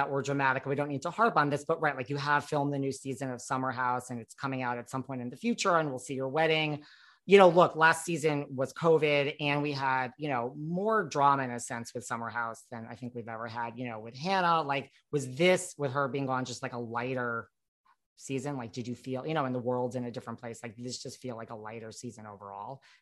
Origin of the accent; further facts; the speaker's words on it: New York, United States; like you said, like as a New Yorker, like that's what we do. Like we go to the Hamptons or Fire Island